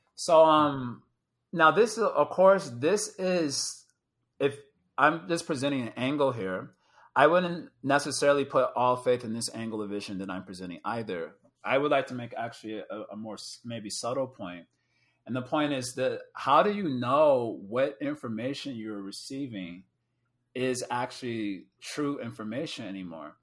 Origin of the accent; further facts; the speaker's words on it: Chicago, Illinois, United States; I'm from Chicago